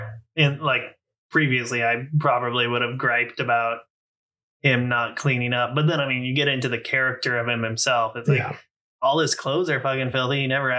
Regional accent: Portland, Oregon, United States; growing up in Portland

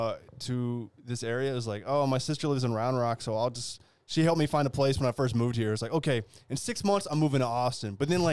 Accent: Munster, Ireland; now in Cork, Ireland; Kerry man living in Cork. Like, oh my gosh. You see, the boys were taking a piss out of me. They found out I'm from Kerry. North Kerry, no less.

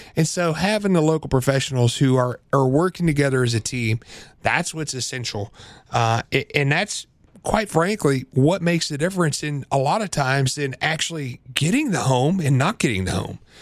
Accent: Central Illinois, United States; I grew up in Central Illinois, good old-fashioned farm country

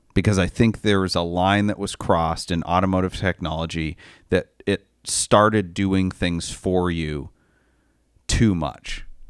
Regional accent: Maine, United States; moved away; I grew up in Maine

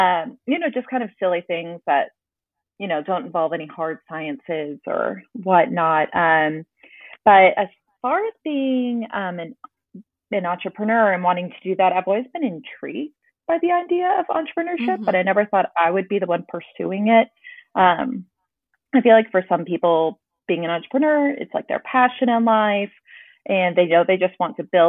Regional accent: Dallas, Texas, United States; born there; also born or lived in Charleston; Just by chance, I was actually born in Dallas, but then we moved to Charleston for

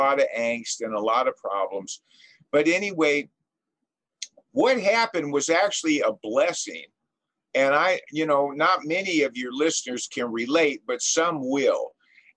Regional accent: Los Angeles, California, United States; I was born and raised in Southern California in the San Fernando Valley, in Encino, actually, which is a very rich town.

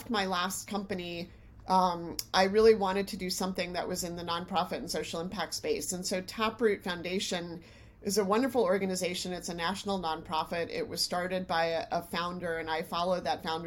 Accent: New York, United States; I was from New York and wanted to be back in New York

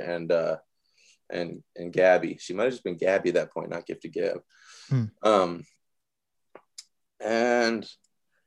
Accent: Seattle, Washington, United States; a place on the corner where I grew up in the Central District on fucking 23rd Union

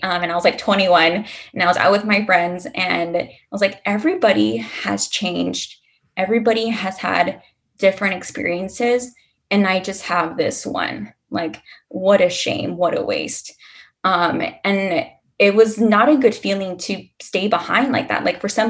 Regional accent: Texas, United States; So I'm not originally from Houston. I'm born and raised in a border town.

